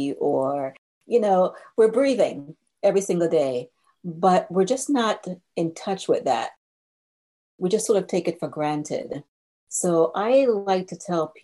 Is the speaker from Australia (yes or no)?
no; Jamaica; now in United States; I grew up in Jamaica, and we have a real laid-back spirit about us as Jamaicans.